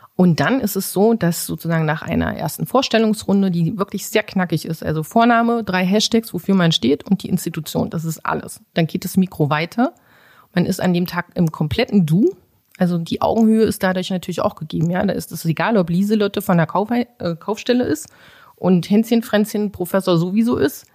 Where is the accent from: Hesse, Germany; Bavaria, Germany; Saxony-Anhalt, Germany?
Saxony-Anhalt, Germany; Magdeburg; also born or lived in Bulgaria; ich lebe hier in Magdeburg, seitdem ich fünf bin. Gebürtig bin ich eigentlich aus Bulgarien